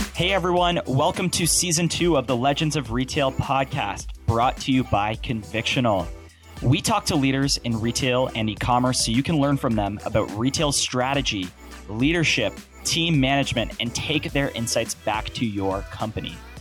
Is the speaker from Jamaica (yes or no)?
no; Canada; as a Canadian